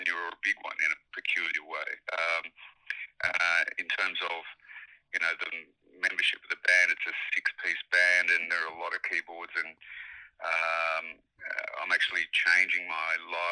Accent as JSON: {"language": "English", "country": "Australia", "said": "we're Australian"}